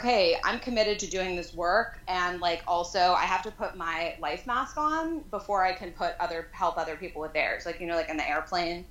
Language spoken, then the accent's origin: English; New York, United States; moved away as an adult; now in San Francisco, United States; I was raised there. I grew up in Manhattan proper